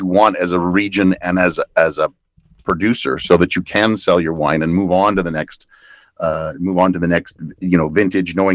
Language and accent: English; Canada